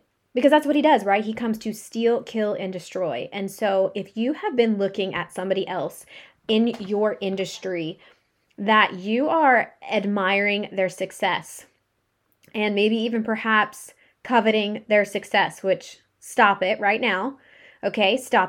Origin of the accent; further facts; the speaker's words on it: Pittsburgh, Pennsylvania, United States; also born or lived in Arizona; I grew up in Pittsburgh, Pennsylvania, but I also lived in Arizona where it's sunny and nice like 99% of the year